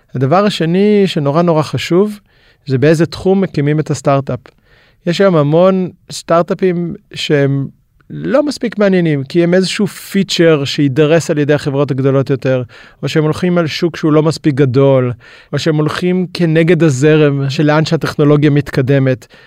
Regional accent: Israel; למדנו גם כישראלים, גם למכור וגם לשווק בינלאומית

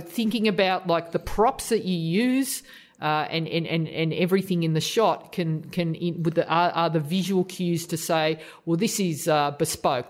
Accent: Australia; as an Aussie

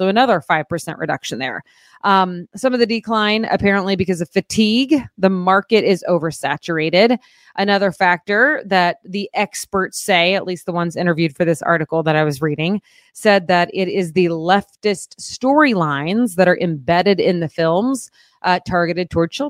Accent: Muskogee, Oklahoma, United States; I'm an ….

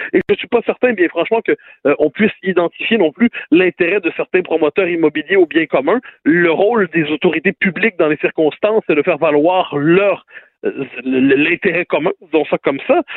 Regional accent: Lorraine, Quebec, Canada; je viens de la banlieue nord, je viens de Ville-de-Lorraine sur la rive nord

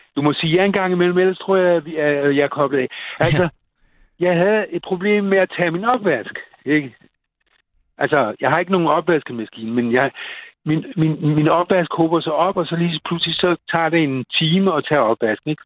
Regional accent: Copenhagen, Capital Region of Denmark, Denmark; os københavnere

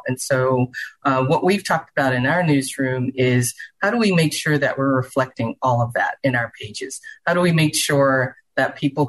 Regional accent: Charleston, South Carolina, United States; now in Houston, United States; Well, I grew up in the South. I grew up in Charleston, South Carolina

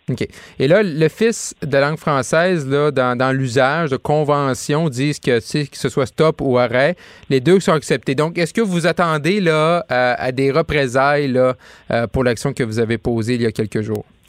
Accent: Quebec, Canada; moved away; le Saguenay-Lac-Saint-Jean, c'est ma région d'origine

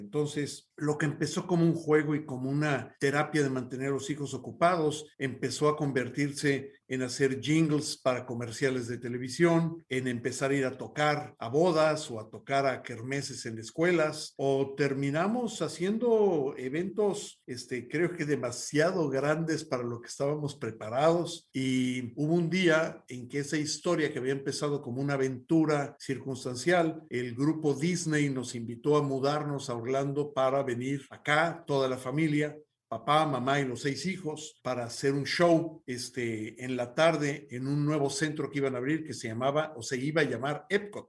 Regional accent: Mexico City, Mexico; primero soy mexicano, eh, nací en Ciudad de México a principios de los años 60

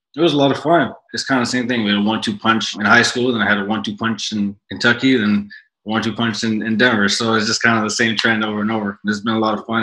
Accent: Canada; moved away; So now as a Canadian

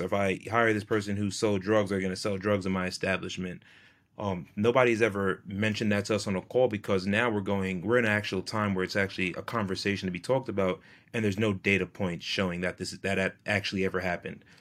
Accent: New York, United States; I'm from New York State

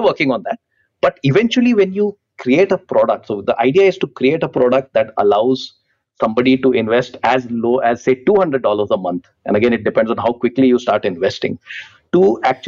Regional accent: India; as an Indian

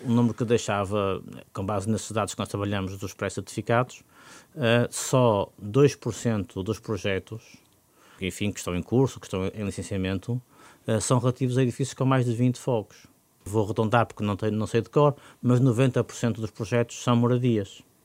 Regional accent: Porto, Norte, Portugal; como portuense

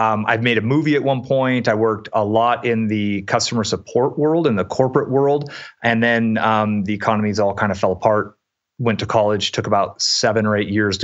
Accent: San Francisco Bay Area, California, United States; I grew up in the San Francisco Bay Area.

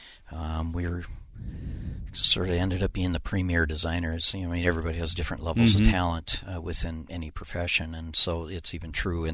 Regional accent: Minneapolis, Minnesota, United States; I grew up over by Minnehaha Falls, okay, South Minneapolis.

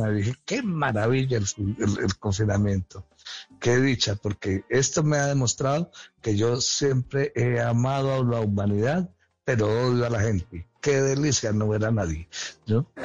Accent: Caribbean coast, Colombia; sí, dímelo a mí que soy costeño.

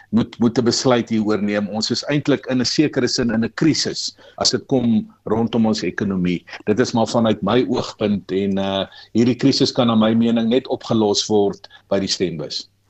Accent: South Africa; ons as Suid-Afrikaners

